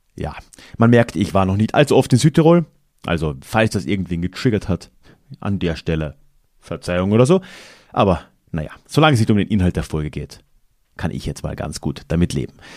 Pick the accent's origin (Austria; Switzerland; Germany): Austria; Carinthia; wo ich aufgewachsen bin, im Süden Österreichs